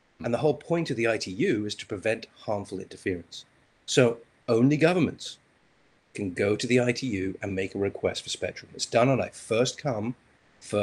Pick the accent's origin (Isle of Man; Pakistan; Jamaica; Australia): Isle of Man; now in United States; I'm originally from the Isle of Man